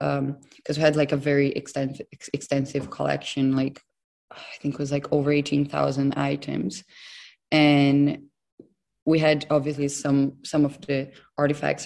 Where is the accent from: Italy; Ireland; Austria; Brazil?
Brazil; moved away as an adult; also born or lived in Los Angeles, United States / London, United Kingdom; now in Newcastle, United Kingdom; I'm originally from Brazil. I'm now based in Newcastle